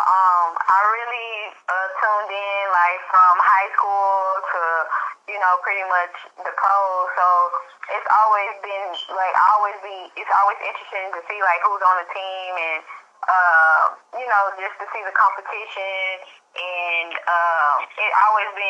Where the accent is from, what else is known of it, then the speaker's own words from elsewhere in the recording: Dallas, Texas, United States; I'm from Dallas, Texas